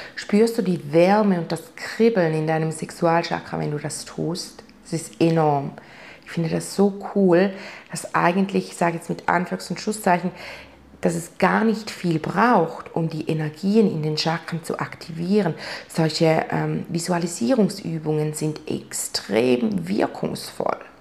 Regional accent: Switzerland; bei uns in der Schweiz

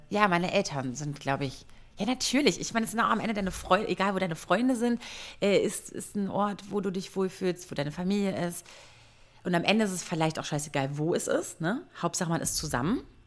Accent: Berlin, Germany; als Berliner Girl, Göre

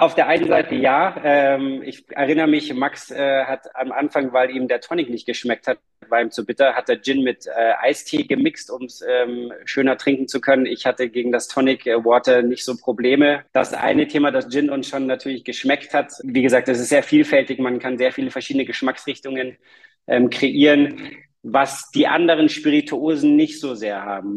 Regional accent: Munich, Bavaria, Germany; Wir, wir kommen aus München

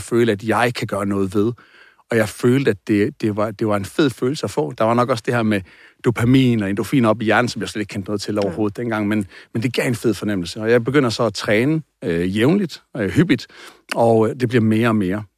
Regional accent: Aarhus, Central Denmark Region, Denmark; born or raised there

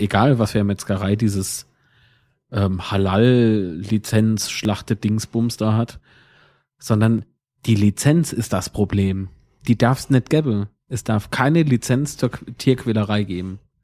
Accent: Kaiserslautern, Rhineland-Palatinate, Germany; Von wo kommst du dann? Und dann sag ich, Herr Kaiserslautern

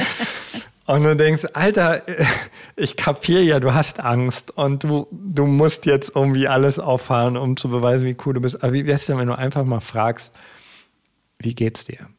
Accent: East Germany, Germany; Ich bin im Osten groß geworden

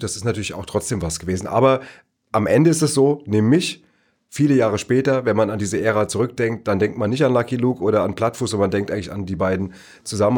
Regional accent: Neu-Isenburg, Hesse, Germany; das Astoria Kino in Neu-Isenburg, äh, wo ich groß geworden bin

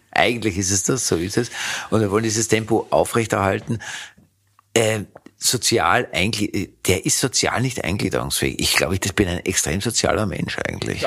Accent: Vienna, Austria; Ich habe im zweiten Bezirk gewohnt, ich bin ein Kind des zweiten Bezirkes, nennt sich Leopoldstadt

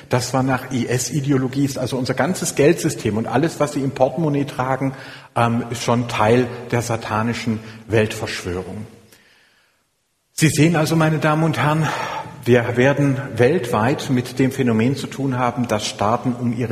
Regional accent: Swabia, Germany; ich dachte als äh, Schwabe, dass ich mir auch selber eine Challenge stelle

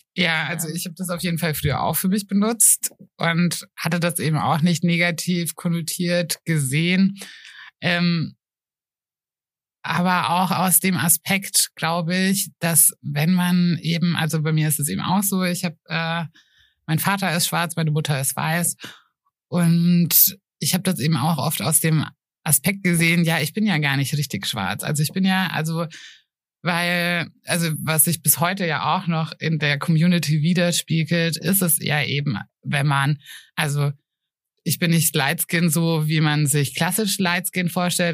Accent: Germany; now in Nuremberg, Germany; aus dem Spessart

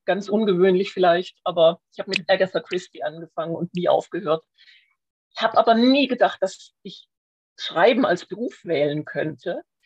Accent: Schwäbisch Hall, Baden-Württemberg, Germany; Bin aufgewachsen in Schwäbisch Hall, wo ich auch heute noch meinen ersten Wohnsitz habe

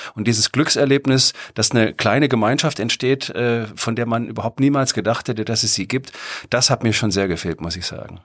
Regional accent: Germany; als Deutscher

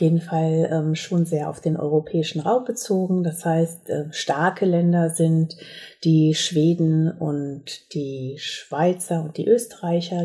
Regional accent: Herscheid, North Rhine-Westphalia, Germany; moved away as an adult; also born or lived in Mainz; now in Bensheim, Germany; ich komme aus dem Sauerland, aus Herscheid. Dort haben meine Eltern eine Minigolfanlage gehabt.

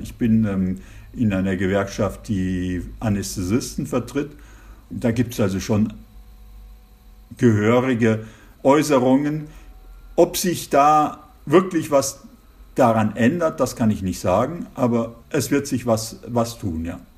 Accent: Germany; moved away as an adult; also born or lived in Giessen, Germany; now in Colmar, France; als Deutscher

